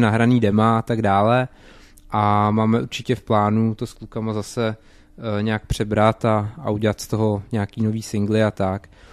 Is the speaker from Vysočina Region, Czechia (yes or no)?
yes; Vysočina Region, Czechia; Tvrdíme teda o sobě, že jsme z Jihlavy, ale co se týče našich kořenů, tak ty jsou tak nějak různý, ale dá se říct, že na Vysočině